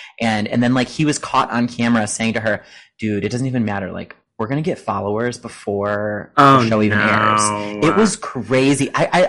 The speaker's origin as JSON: {"language": "English", "country": "United States", "tie": "born or raised there", "said": "when I was born in America?"}